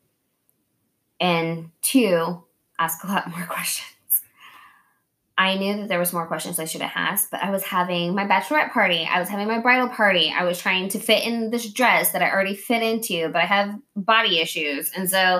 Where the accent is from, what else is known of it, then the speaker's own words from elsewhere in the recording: Oklahoma, United States; moved away; also born or lived in Kansas; I'm from Oklahoma and it's, like, meth capital